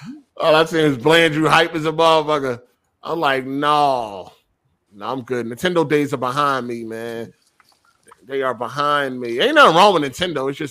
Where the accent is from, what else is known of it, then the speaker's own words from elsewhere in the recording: Philadelphia, Pennsylvania, United States; I'm from Philadelphia